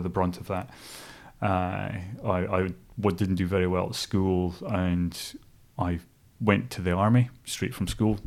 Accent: Stonehaven, Scotland, United Kingdom; moved away as an adult; also born or lived in Dingwall, Scotland; now in New Zealand; growing up in a place called Stonehaven, which is on the east coast, just south of Aberdeen

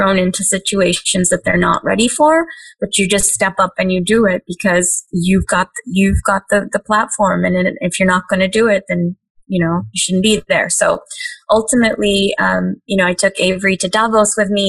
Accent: Hyderabad, Telangana, India; now in United States; when I was growing up in Hyderabad

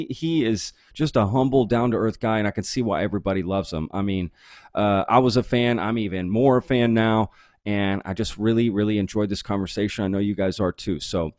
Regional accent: Dallas area, Texas, United States; also born or lived in Grapevine / Euless / Hurst; now in Austin, United States; I grew up in that area as well, in the Grapevine, like Euless, Hurt, yeah. That area.

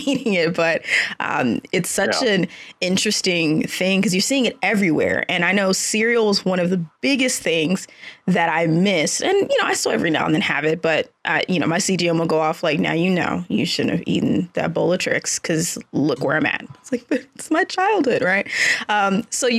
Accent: Dallas, Texas, United States; now in Austin, United States; I grew up in the Dallas-Fort Worth area and then came to Austin for school

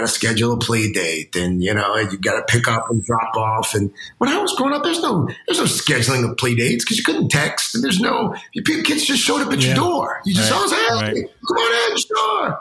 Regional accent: South Carolina, United States; when I was growing up, I grew up in South Carolina.

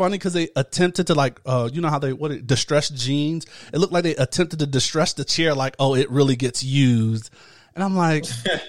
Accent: Midwest, United States; moved away; I'm from the Midwest

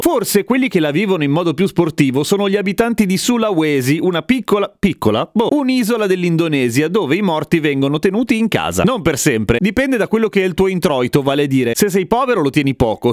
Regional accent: Italy

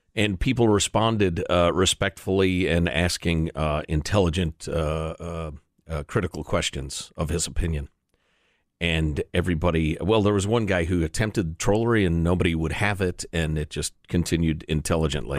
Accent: Chicago, Illinois, United States; I grew up in Chicago

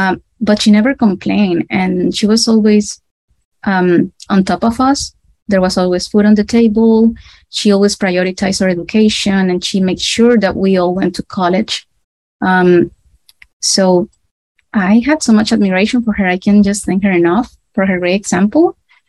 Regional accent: Nicaragua; Well, I am from Nicaragua. This is in a small country in Central America. We are right next to Costa Rica. It is a very hot and tropical country. And I was raised in a middle-class fam

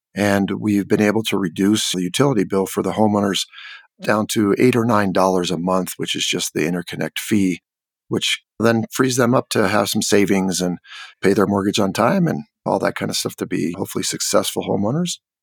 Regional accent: California, United States; also born or lived in Mexico; now in Santa Fe, United States; I grew up in California

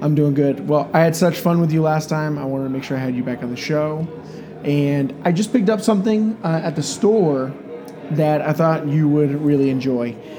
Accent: Grand Rapids, Michigan, United States; moved away; I'm from Grand Rapids, Michigan

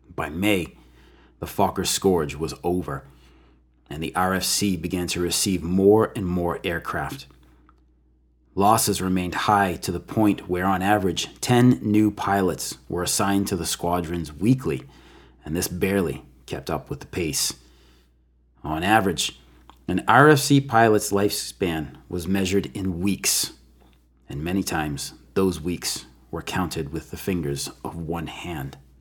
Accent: United States; as an American

